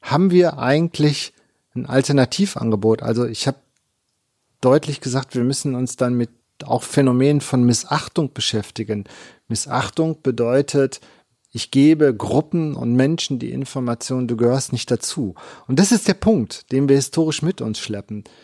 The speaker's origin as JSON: {"language": "German", "region": "East Germany", "country": "Germany", "lives_now": "Bielefeld, Germany", "said": "ich nach Bielefeld gekommen bin, habe ich zur Verunsicherung meiner Studierenden immer gesagt, ich bin Ossi."}